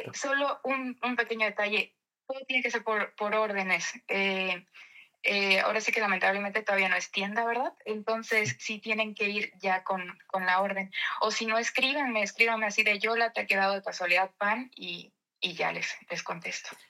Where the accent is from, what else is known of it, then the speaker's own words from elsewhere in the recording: Mexico; now in Netherlands; en este tiempo en, en México aproveché también para, para, abrir una panadería ya con la familia. La, la panadería en, mi pueblo la está llevando mi mamá.